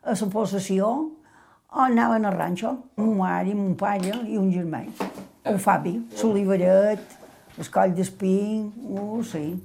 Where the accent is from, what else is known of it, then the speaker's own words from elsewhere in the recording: Bunyola, Balearic Islands, Spain; born there; vaig néixer a Bunyola. pare feia de carreter a Can Madigó.